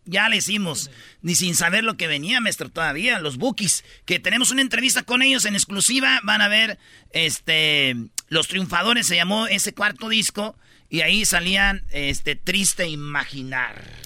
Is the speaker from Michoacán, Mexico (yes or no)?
yes; Jiquilpan, Michoacán, Mexico; now in Los Angeles, United States; Soy de Michoacán